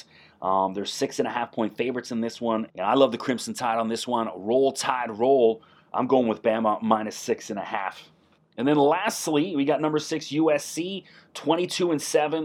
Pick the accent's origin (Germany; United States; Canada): Canada; accent: Canadian; also born or lived in Toronto area; I'm in the Toronto area, so I may use a few Canadian sayings and pronunciations